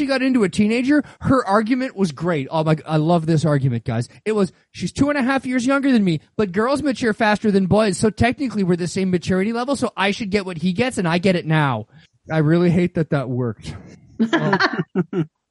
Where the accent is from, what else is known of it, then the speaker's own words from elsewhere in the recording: Winnipeg, Manitoba, Canada; moved away; also born or lived in Northern Ontario; I grew up in the north, so I grew up in Manitoba and then after that grew up in Northern Ontario